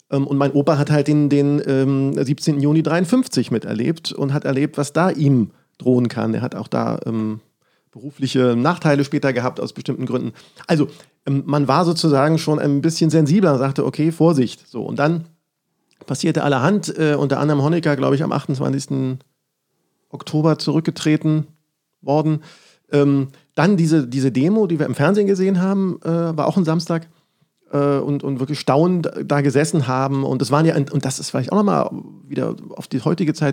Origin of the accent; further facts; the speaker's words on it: Berlin, Germany; ich bin im, im Osten Berlins aufgewachsen, was auch schon wieder nicht klassisch DDR ist.